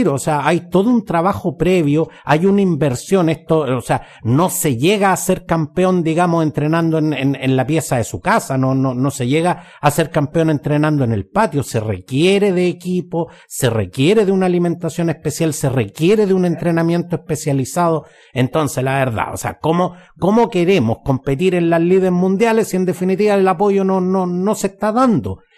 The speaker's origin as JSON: {"language": "Spanish", "country": "Chile", "said": "Porque cuando los deportistas ganan, somos todos chilenos."}